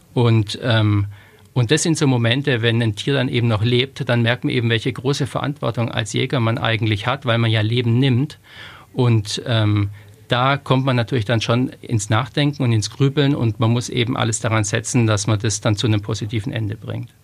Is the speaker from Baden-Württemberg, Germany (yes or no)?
yes; Stuttgart, Baden-Württemberg, Germany; moved away; also born or lived in Lower Franconia; ich bin in Stuttgart geboren und da hat's natürlich im Speckgürtel von Stuttgart hat's schon viel Wald